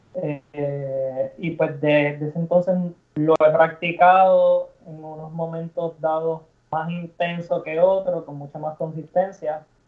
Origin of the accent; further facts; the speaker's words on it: Cabo Rojo, Puerto Rico; also born or lived in Mayagüez / San Germán; Soy nacido en Mayagüez, todo mi, digamos, toda mi trayectoria de skateboarding se llevó a cabo en, Cabo Rojo, así que siempre digo que soy de Cabo Rojo